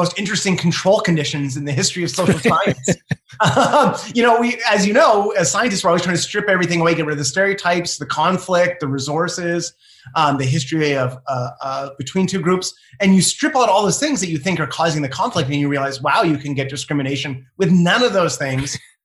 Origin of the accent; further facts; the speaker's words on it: Canada; also born or lived in Ohio; I'm Canadian